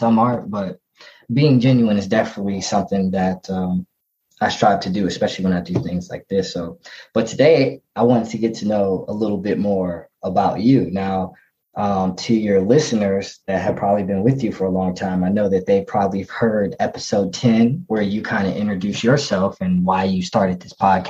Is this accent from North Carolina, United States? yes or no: yes; North Carolina, United States; where I'm from, North Carolina